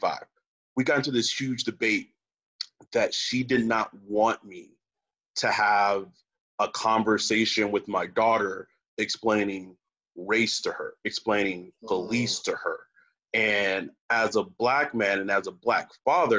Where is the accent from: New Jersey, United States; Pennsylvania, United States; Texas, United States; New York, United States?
Texas, United States; now in California, United States; I'm from Texas